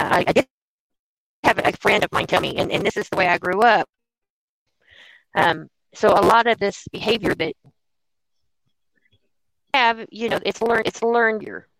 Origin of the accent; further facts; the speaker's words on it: West Virginia, United States; because I am from Podunk, West Virginia, small town, West Virginia. Our Black population is 1%.